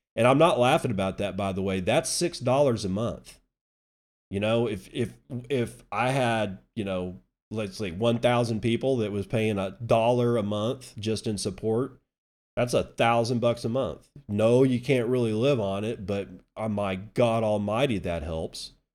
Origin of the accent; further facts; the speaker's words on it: United States; as an American